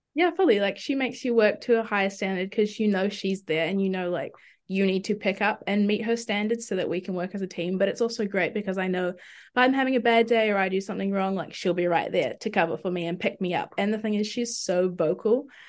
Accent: Auckland, New Zealand; also born or lived in Dunedin; I'm from Auckland.

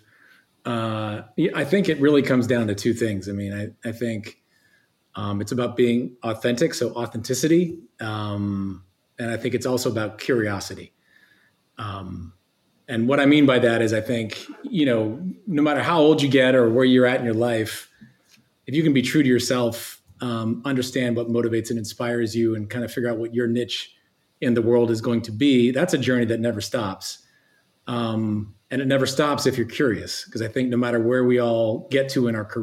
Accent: Eugene, Oregon, United States; also born or lived in New Orleans, Louisiana; we grew up in Eugene, Oregon

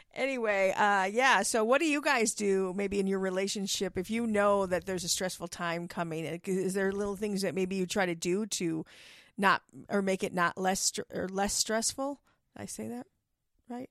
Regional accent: Milwaukee, Wisconsin, United States; moved away; I grew up in Milwaukee

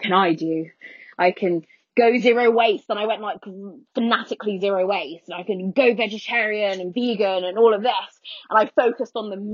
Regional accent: London, United Kingdom; also born or lived in Skegness; I grew up in poverty in North London

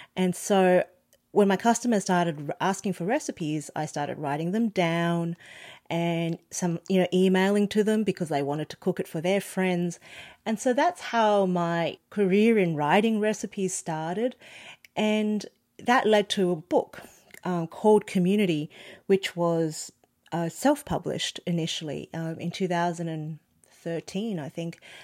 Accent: Australia; born or raised there; first language Cantonese

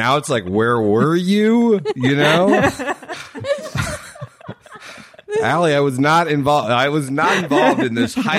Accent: Canada; moved away; I had left Canada.

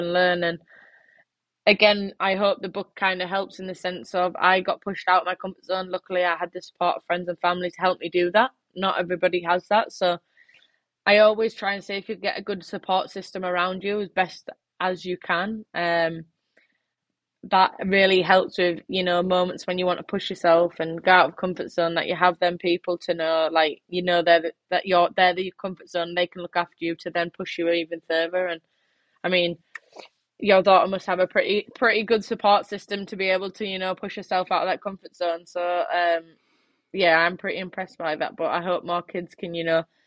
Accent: England, United Kingdom; my home country

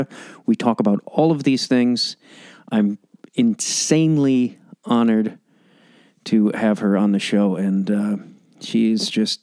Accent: Chicago, Illinois, United States; now in Los Angeles, United States; Chicago, my hometown.

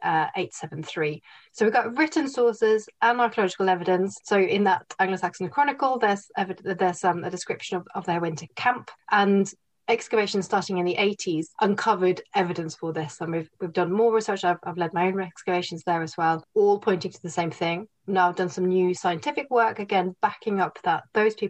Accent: Norway; I grew up in Norway

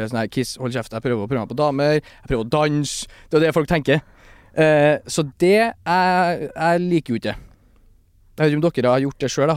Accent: Stjørdal, Trøndelag, Norway; now in Oslo, Norway; en uh, albaner fra Stjørdal

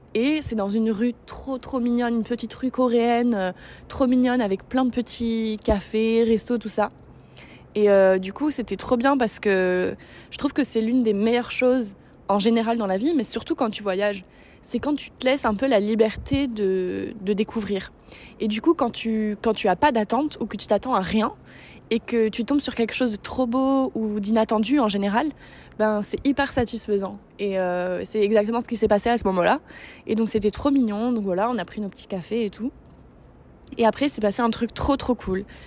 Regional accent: San Francisco, California, United States; moved away; Je suis half American et j'ai grandi à San Francisco

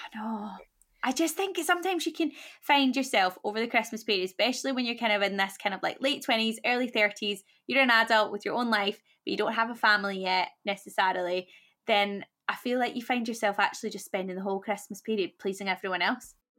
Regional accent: Scotland, United Kingdom; now in London, United Kingdom; I'm Scottish, he's Welsh, we live in London

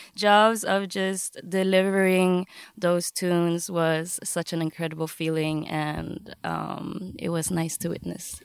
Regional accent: Gothenburg, Västra Götaland, Sweden; also born or lived in Vietnam (ancestry); I'm born and raised, um, in Gothenburg, Sweden

